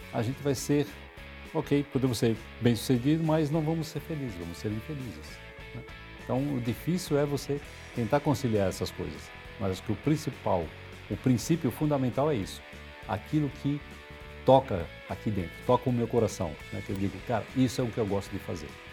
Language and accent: Portuguese; São Paulo, Brazil; Eu sou paulistano, tá? Nasci no bairro do Tatuapé